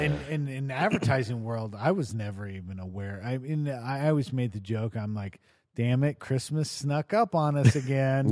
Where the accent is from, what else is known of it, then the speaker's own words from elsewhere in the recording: Lincoln, Nebraska, United States; moved away; in Lincoln, um, which is where I grew up